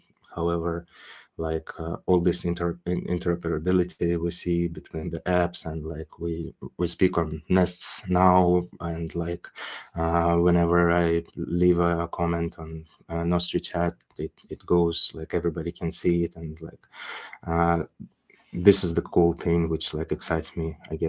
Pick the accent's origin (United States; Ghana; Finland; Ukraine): Ukraine; Crimea; now in United Arab Emirates; because I was born and raised in Crimea, which is a huge political dispute at the moment, that region. And I don't live there for quite a while, but my parents do.